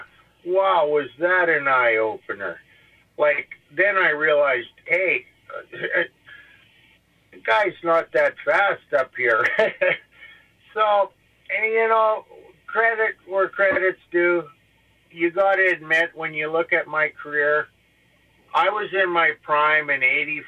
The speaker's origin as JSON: {"language": "English", "region": "Alberta", "country": "Canada", "said": "I was from Alberta"}